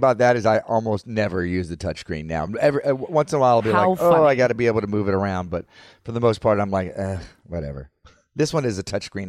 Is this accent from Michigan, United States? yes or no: no; Florida, United States; I grew up in Florida